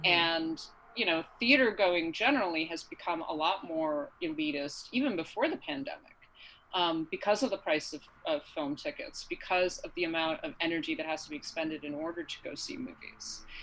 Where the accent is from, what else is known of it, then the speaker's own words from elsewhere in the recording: upstate New York, United States; right now I'm in upstate New York.